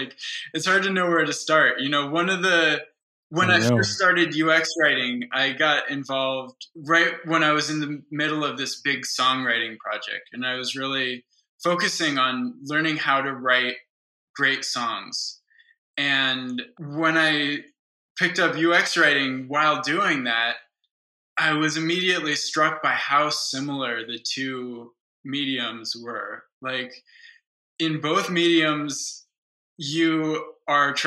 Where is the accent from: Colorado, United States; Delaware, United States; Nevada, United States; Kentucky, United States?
Colorado, United States; Boulder; moved away as an adult; also born or lived in Kyiv, Ukraine; I'm back in my hometown of Boulder